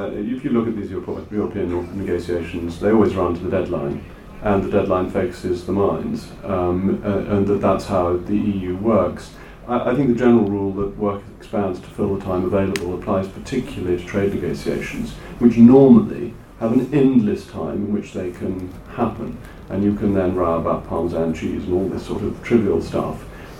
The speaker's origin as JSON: {"language": "English", "country": "Ireland", "said": "But the great advantage of being Irish is that we then have a seat on these international bodies"}